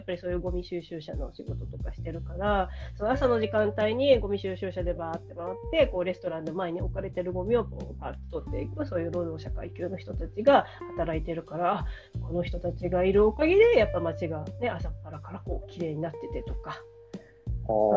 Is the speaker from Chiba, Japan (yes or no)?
no; Ehime, Japan; 私の地元の愛媛